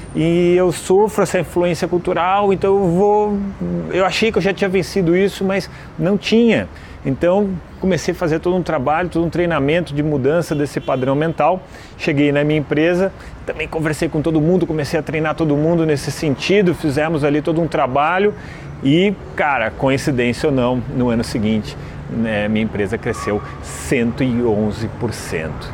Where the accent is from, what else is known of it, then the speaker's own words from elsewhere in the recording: Brazil; Aqui no Brasil nós também estamos na América, então nós também somos americanos